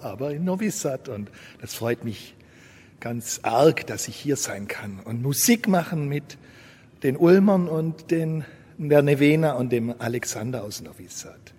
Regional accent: Ulm, Baden-Württemberg, Germany; Ich komme aus Ulm an der Donau

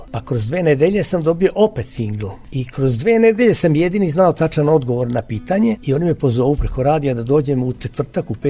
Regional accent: Vojvodina, Serbia; also born or lived in Mramorak, Banat / Sremski Karlovci / Novi Sad; now in Sremska Kamenica, Serbia; Ja sam rođen u Banatu, pa sam živeo u Sremu, u Sremskim Karlovcima, pa sam posle preselio se u Novi Sad, pa iz Novog Sada sad u Sremsku kamenicu. Dakle, živeo sam u sva tri dela lepe Vojvodine

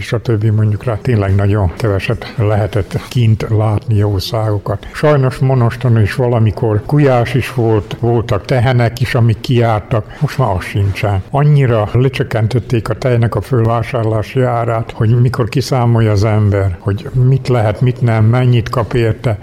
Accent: Banat, Kanizsa municipality, Vojvodina, Serbia; bánáttól származom, Kanizsamon-Ostorról

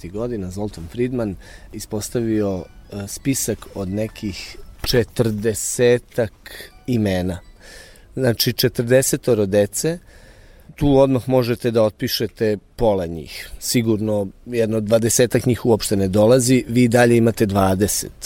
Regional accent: Ruma, Vojvodina, Serbia; moved away; to jeste moj rodni grad i sad o, o njemu mogu uvek najlepše da pričam, ali Ruma je jedan grad koji ima 30.000 stanovnika. Ruma je grad koji nema profesionalno pozorište. Mislim da e, Ruma ima tu jaku amatersku scenu.

